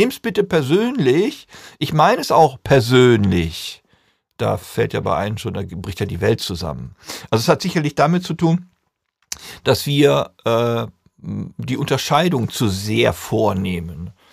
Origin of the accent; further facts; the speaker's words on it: North Rhine-Westphalia, Germany; Ich komme aus Ostwestfalen